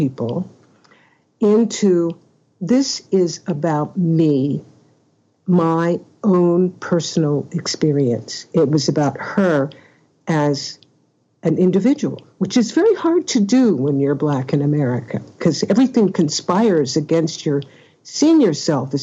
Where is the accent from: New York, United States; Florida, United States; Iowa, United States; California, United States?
California, United States; Oakland; I'm from Oakland, California